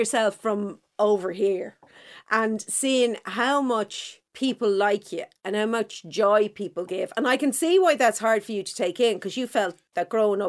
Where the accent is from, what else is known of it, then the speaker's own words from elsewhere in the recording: Dublin, County Dublin, Ireland; well, I'm from Clontarf.